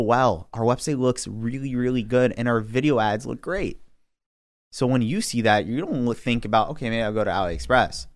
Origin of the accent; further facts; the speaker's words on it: New York City, New York, United States; now in Long Island, United States; I grew up in Queens